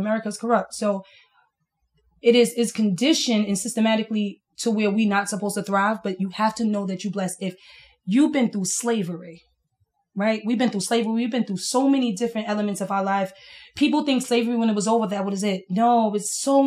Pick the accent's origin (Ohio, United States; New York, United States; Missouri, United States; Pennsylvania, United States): New York, United States; New York City; I'm from Brooklyn. I'm from East New York